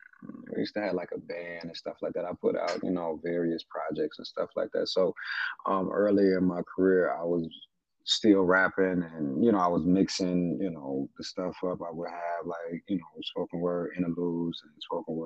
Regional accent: Chicago, Illinois, United States; I'm from Chicago, a Southside native.

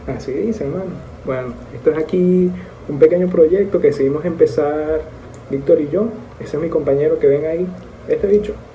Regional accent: Maracaibo, Zulia, Venezuela; now in Dominican Republic; venezolanos, los dos, maracuchos de hecho

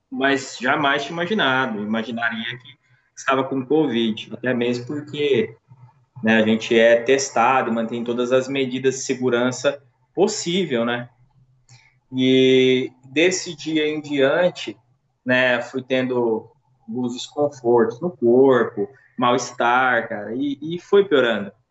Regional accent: Uberaba, Minas Gerais, Brazil; born there; sou nascido em Uberaba, Minas Gerais, é, tenho 30 anos e sou pai, né?

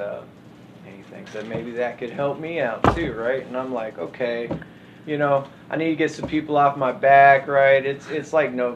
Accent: Austin, Texas, United States; I'm born and raised in Austin for 34 years

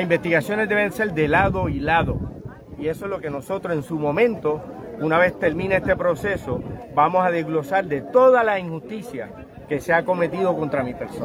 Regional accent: Ponce, Puerto Rico; la playa, que es de donde yo soy

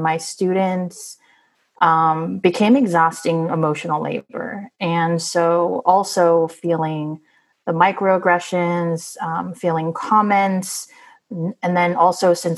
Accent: San Francisco, California, United States; I was born and raised in San Francisco

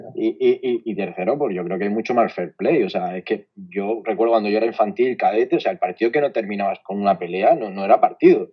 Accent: Almería, Andalusia, Spain; soy de Almería

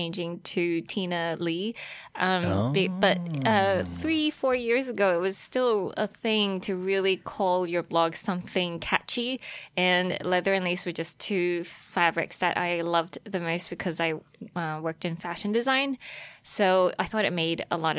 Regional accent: Australia; moved away as an adult; also born or lived in Taiwan; now in New York, United States; I was born in Taiwan, and then I grew up in Australia. I spent like 14 years there and eventually made it out to New York

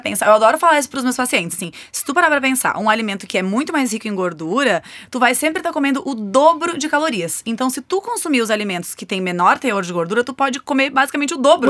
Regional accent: Rio Grande do Sul, Brazil; Eu, por exemplo, sou gaúcha

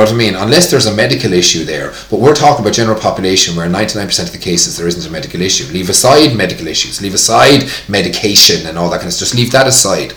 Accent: Tipperary, Ireland; PE, physical education in school was hurling growing up in Tipperary

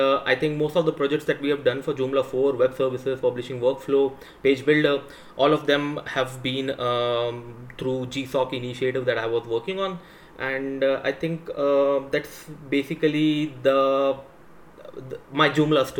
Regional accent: India; I am from India

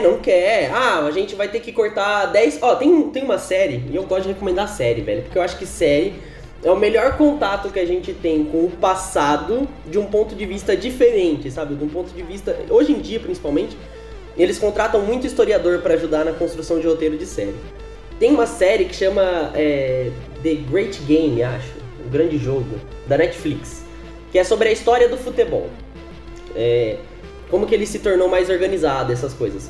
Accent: São Paulo, Brazil; aqui em São Paulo, que eu sou de São Paulo

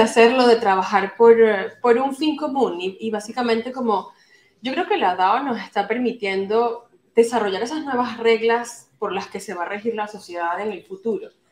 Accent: Venezuela; now in Turkey; yo soy venezolana, actualmente vivo en Turquía y estoy de paso aquí en Madrid una semana

